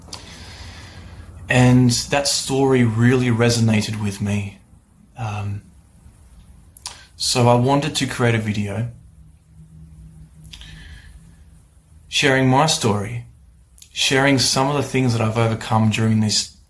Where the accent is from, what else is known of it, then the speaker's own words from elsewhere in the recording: Australia; I'm from Australia